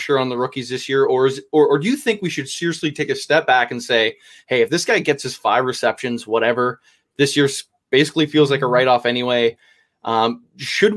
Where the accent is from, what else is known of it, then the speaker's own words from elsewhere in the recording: Canada; I'm Canadian